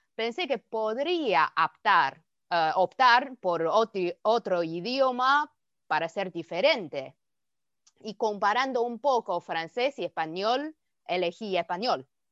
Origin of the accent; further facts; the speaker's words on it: China; Spanish is a second language; moved away as an adult; also born or lived in Beijing, China; now in Argentina; para nosotros como los chinos